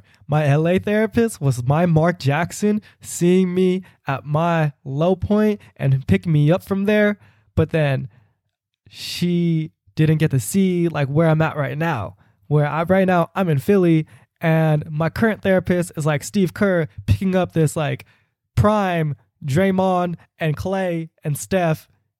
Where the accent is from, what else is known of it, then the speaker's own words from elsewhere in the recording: Philippines; Even though they don't identify with me as a Filipino person, I just felt safe in those spaces to really comfortably share who I am